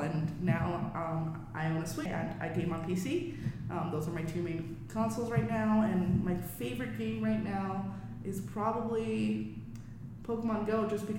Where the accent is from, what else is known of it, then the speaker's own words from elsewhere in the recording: New York City, New York, United States; So I'm born and raised in the South Bronx